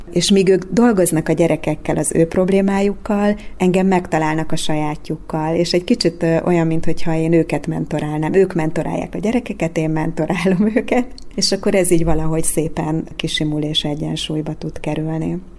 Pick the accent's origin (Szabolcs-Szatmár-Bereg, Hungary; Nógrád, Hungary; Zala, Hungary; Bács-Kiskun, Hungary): Bács-Kiskun, Hungary; Kecskemét; moved away as an adult; also born or lived in Székesfehérvár; now in Dunaújváros, Hungary; a Kecskeméti Kodály iskolába nőttem föl